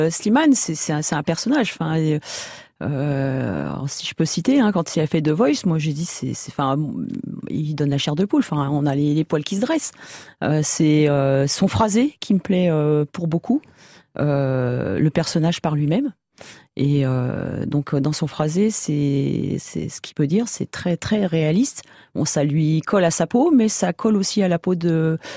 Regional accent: Île-de-France, France; De l'Île-de-France.

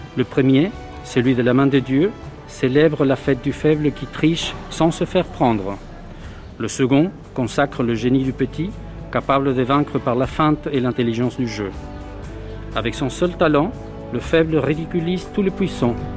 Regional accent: Río de la Plata, Argentina; moved away; je viens de l'Argentine, du Rio de la Plata, comme on dit

